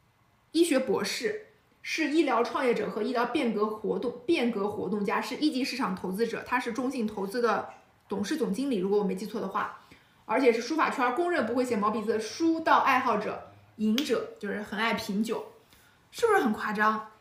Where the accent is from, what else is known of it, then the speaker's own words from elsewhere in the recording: Qingdao, Shandong, China; 我是青岛人，所以我妈是山东山东大妈